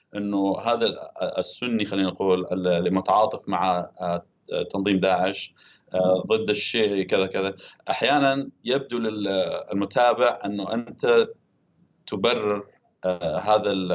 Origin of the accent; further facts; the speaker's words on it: Deir ez-Zor Governorate, Syria; كان في دير الزور في المحافظه التي انا ولدت فيها وكنت اتابعها آه، كسوري وكشخص من تلك المنطقه